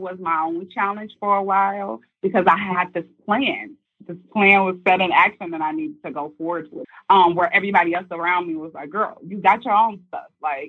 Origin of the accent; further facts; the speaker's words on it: Midwest, United States; I'm from the Midwest. So I was new to the city, and I wasn't expecting all of these different personalities.